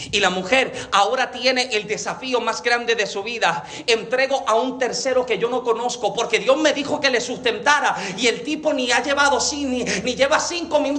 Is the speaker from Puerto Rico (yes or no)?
no; Dominican Republic; Y número tres, en palabras como dominicana, tacañería.